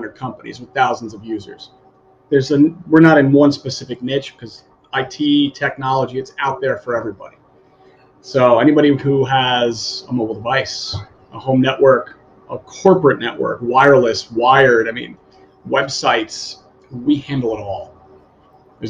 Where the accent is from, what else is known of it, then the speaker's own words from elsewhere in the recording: Long Island, New York, United States; moved away as an adult; now in Bonita Springs, United States; We're from New York originally